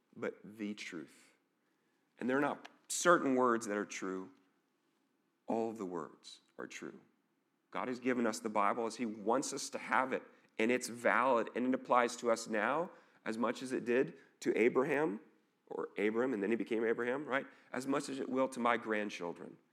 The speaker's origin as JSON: {"language": "English", "area": "an hour north of Dallas", "region": "Texas", "country": "United States", "tie": "born or raised there", "moved": "yes", "lives_now": "Dubuque, United States", "said": "I grew up in, actually an hour north of Dallas"}